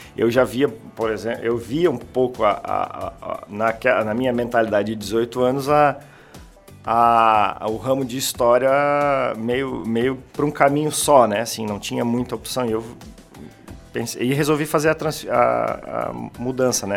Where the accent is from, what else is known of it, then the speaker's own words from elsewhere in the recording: Santa Catarina, Brazil; eu sou daqui da, da região de Santa Catarina, nascido aqui em Santa Catarina.